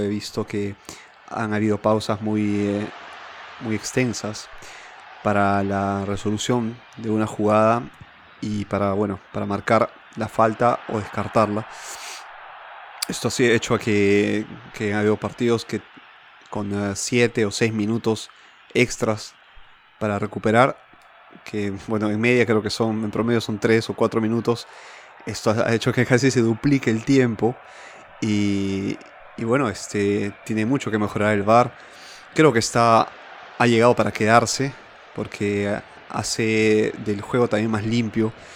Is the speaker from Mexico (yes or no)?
no; Peru; now in Milan, Italy; en el país andino al cual pertenezco con mucho orgullo